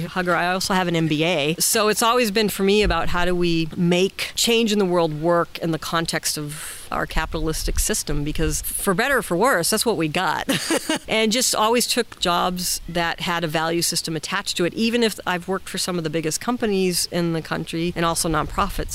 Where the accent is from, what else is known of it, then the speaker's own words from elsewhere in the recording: Massachusetts, United States; now in California, United States; I'm from Massachusetts, but I'm a California girl at heart.